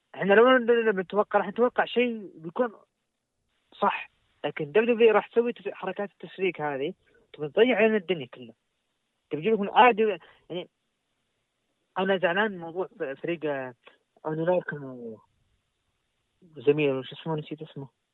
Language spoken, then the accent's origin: Arabic; Saudi Arabia; عندنا في السعوديه تحديدا مكه والمدينه